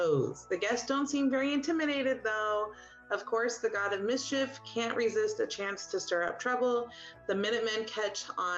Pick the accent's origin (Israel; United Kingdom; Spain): Spain; moved away; I was born in Spain